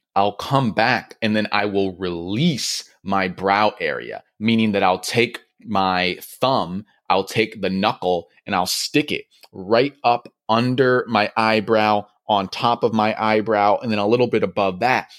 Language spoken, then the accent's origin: English; Michigan, United States; moved away as an adult; also born or lived in New York; now in California, United States; I grew up in Michigan